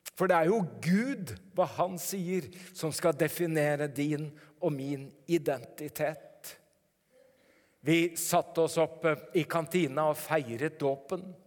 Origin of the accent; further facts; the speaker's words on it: Norway